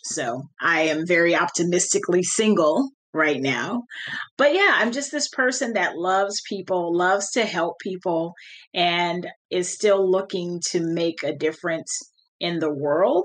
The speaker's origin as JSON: {"language": "English", "region": "California", "country": "United States", "tie": "born or raised there", "said": "I grew up in California, so I didn't grow up with my cousins"}